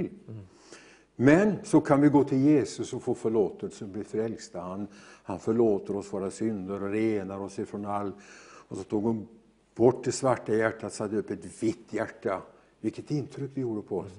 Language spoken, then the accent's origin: Swedish; near Gothenburg, Västra Götaland, Sweden; jag är ju född ut på Hönerås strax utanför Göteborg